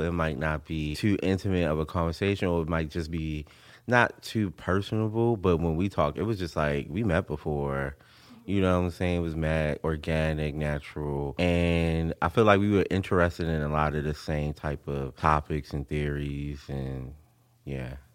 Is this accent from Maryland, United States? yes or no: yes; Baltimore, Maryland, United States; I'm from Baltimore, and that's the music that I grew up